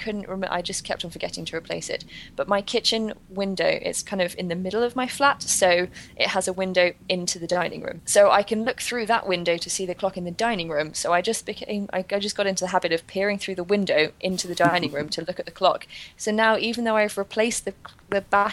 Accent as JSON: {"language": "English", "region": "London", "country": "United Kingdom", "tie": "born or raised there", "said": "I grew up in North London"}